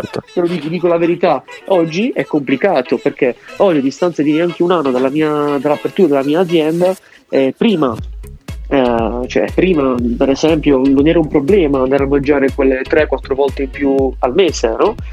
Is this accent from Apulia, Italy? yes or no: yes; Bari, Apulia, Italy; io sono di Bari